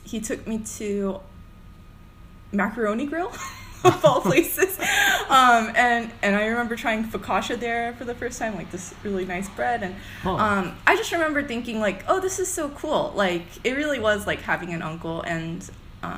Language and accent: English; Duluth, Georgia, United States; moved away as an adult; also born or lived in Chicago; I was born, raised, and educated in Atlanta, or in Georgia, I guess, in Koreatown area, so Duluth